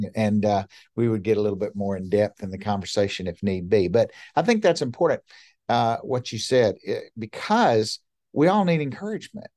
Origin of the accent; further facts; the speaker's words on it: Montgomery, Alabama, United States; moved away as an adult; also born or lived in Baltimore; I was born and raised in Montgomery, Alabama